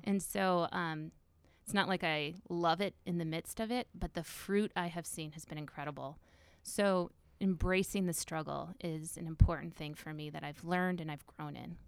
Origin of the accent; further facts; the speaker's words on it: Northwest Iowa, United States; I grew up in Northwest Iowa